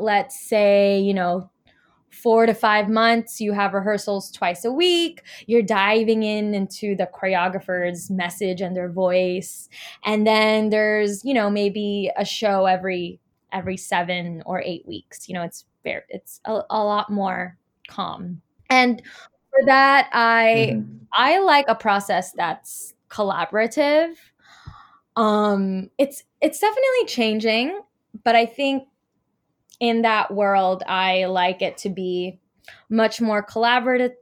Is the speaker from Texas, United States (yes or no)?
no; Los Angeles, California, United States; moved away as an adult; now in New York, United States; I'm from Los Angeles, and my teaching artistry began there